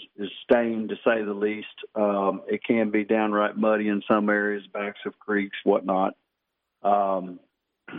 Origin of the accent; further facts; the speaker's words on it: Conroe, Texas, United States; I kind of grew up, I grew up in Conroe